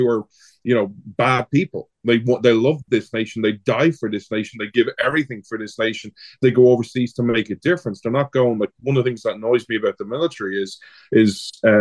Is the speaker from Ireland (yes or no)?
yes; Ireland; now in United States; I'm an Irish guy who lives in America